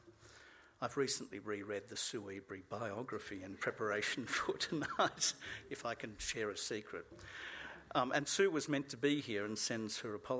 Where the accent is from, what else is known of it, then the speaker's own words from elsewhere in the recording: Australia; As an Australian